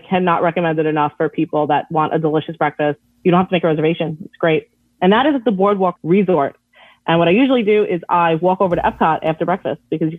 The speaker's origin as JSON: {"language": "English", "region": "New York", "country": "United States", "said": "I'm from New York."}